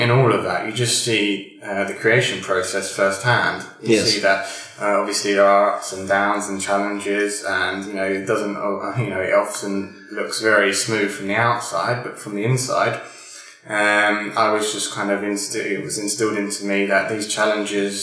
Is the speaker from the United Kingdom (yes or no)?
yes; United Kingdom; I am British, but my father's actually half Anglo-Indian.